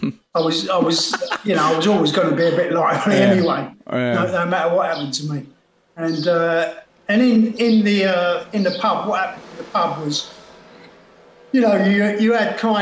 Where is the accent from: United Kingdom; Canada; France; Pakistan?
United Kingdom; London; I was born in a house in Stamford Hill.